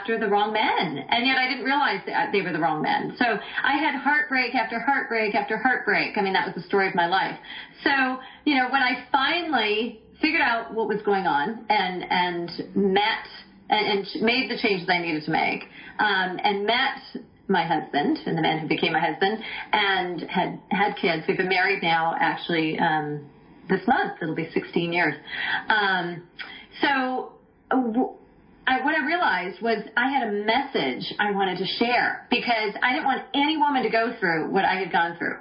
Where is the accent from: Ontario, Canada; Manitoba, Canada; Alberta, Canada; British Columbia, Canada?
British Columbia, Canada; Vancouver; moved away as an adult; also born or lived in Los Angeles / Toronto; I grew up in Vancouver, British Columbia, Canada.